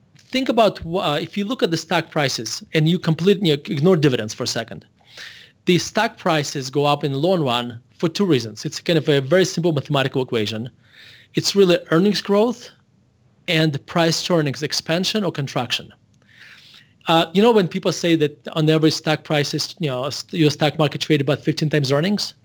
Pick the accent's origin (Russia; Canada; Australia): Russia; moved away as an adult; now in Denver, United States; I was born in Russia, and I moved to United States when I was eighteen years old in, uh, nineteen ninety-one.